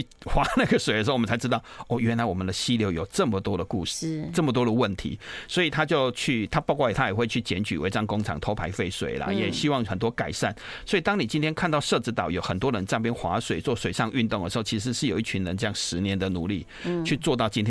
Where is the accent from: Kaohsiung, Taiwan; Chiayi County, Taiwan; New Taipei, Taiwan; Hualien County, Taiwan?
Kaohsiung, Taiwan; moved away; 我小时候，因为我是高雄人，所以我我对台北淡水河的记忆没有那么多。